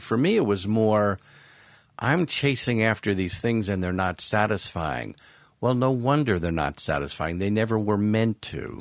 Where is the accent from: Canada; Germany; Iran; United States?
United States; Long Island, New York; I grew up on Long Island, suburbs of New York